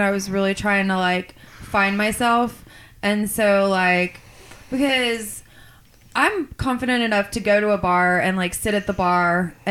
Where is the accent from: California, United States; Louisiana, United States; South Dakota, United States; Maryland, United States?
Louisiana, United States; South; now in Denton, United States; my parents, you know, we're from South Louisiana.